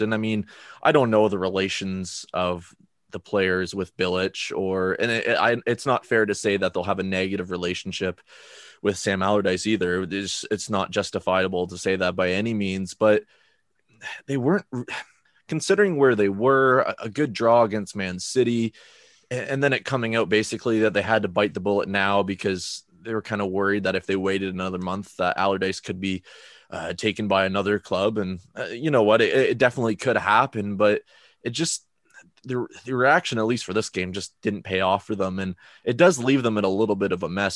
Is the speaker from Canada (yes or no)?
yes; Canada; as an international fan, as a Canadian Villa fan